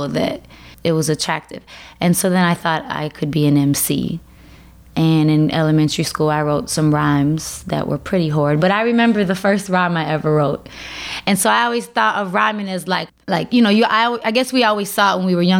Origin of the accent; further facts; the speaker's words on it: Chicago, Illinois, United States; I'm from Uptown Chicago